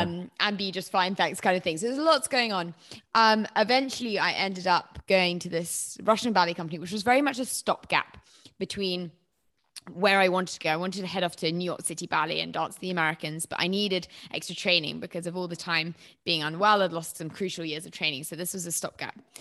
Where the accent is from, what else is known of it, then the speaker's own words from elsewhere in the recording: Herefordshire, West Midlands, United Kingdom; moved away; also born or lived in London; I'm from Herefordshire